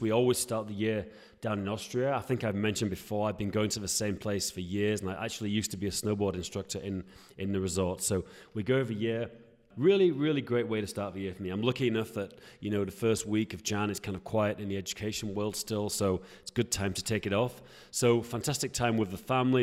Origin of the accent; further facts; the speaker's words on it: Yorkshire and the Humber, United Kingdom; I'm from Yorkshire in northern England, and, um, yeah, I'm from a very kind of rural